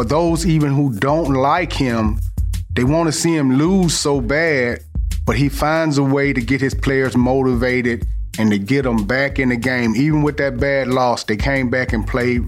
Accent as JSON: {"language": "English", "town": "Mobile", "region": "Alabama", "country": "United States", "tie": "born or raised there", "said": "W.P. Davidson, Mobile, Alabama, 6-time state champ. I'm from Mobile."}